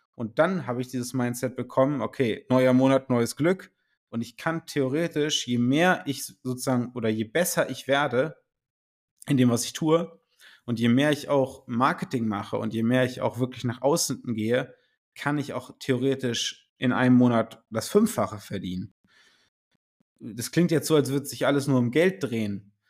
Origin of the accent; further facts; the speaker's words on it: Göttingen, Lower Saxony, Germany; ich komme aus Göttingen